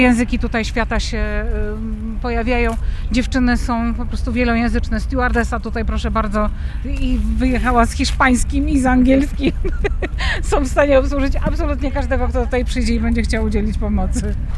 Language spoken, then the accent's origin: Polish; Poland; jestem Polką